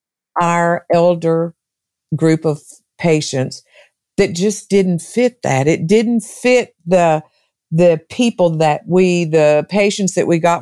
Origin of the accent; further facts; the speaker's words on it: Arkansas, United States; moved away as an adult; also born or lived in Texas; now in Tennessee, United States; I was born and raised in Arkansas.